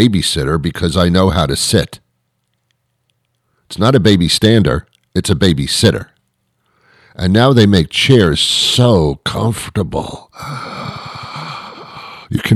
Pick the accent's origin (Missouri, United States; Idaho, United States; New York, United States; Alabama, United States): New York, United States; New York City; I was brought up in the New York City area